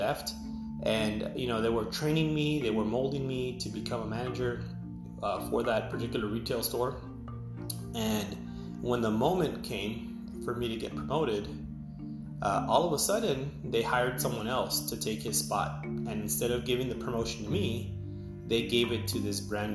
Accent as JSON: {"language": "English", "town": "Edinburg", "region": "Texas", "country": "United States", "said": "I am from Edinburgh, Texas"}